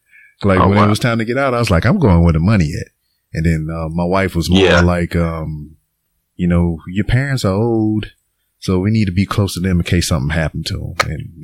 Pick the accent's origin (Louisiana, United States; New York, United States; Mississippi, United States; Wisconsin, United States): Louisiana, United States; Lake Charles; moved away as an adult; now in Houston, United States; I'm from Lake Charles, which is like 2 hours away from here